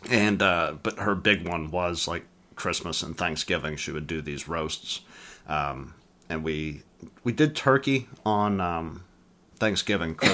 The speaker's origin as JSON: {"language": "English", "region": "England", "country": "United Kingdom", "tie": "born there", "said": "I was born in England."}